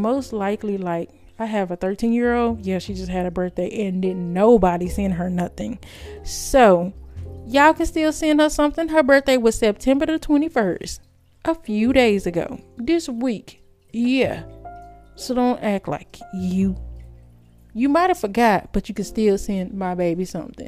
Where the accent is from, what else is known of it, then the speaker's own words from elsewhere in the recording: United States; I'm an American.